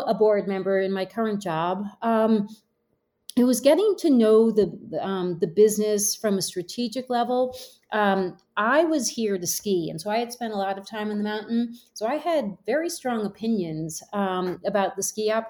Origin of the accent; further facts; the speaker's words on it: Connecticut, United States; moved away as an adult; also born or lived in New York City / Hong Kong / Europe; now in Jackson, United States; I grew up in Connecticut